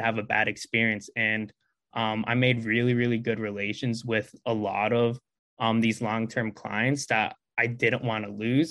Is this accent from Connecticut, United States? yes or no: yes; Connecticut, United States; also born or lived in Philadelphia area; now in Philadelphia, United States; I'm originally from Connecticut, but um right now in the Philadelphia area